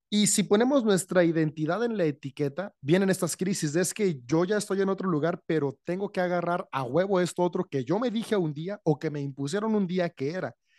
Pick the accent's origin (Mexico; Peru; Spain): Mexico; San Francisco del Rincón, Guanajuato; de México, soy en León, Guanajuato, México. Bueno, estrictamente San Francisco la ciudad